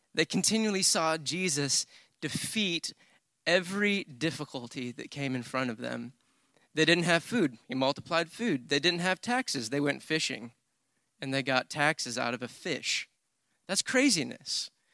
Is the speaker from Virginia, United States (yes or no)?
no; Michigan, United States; moved away as an adult; now in Texas, United States; I grew up in Michigan, but I've been in, in Texas for ten years.